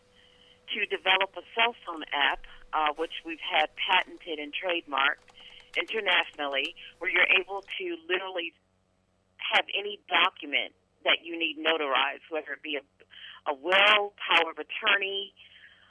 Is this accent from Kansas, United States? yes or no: no; Baltimore, Maryland, United States; My hometown is Baltimore, Maryland